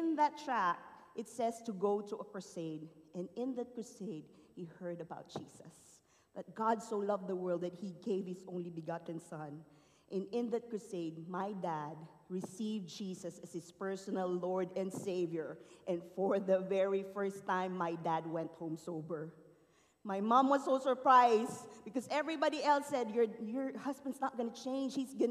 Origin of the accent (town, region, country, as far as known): Philippines; born or raised there; moved away